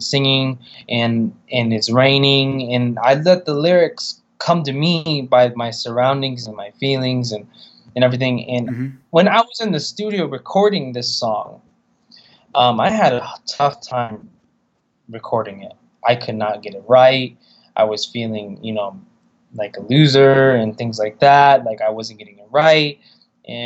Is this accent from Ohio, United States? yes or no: no; California, United States